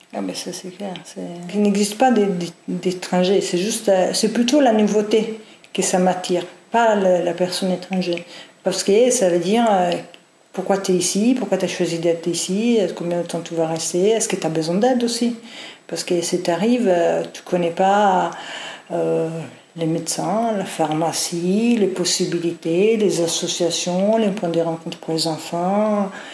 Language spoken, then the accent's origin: French; Italy; French is a second language; moved away as an adult; also born or lived in Norway / England; now in Nantes, France; je suis italienne, euh, donc euh, j'ai vécu juste à mes 26 ans en Italie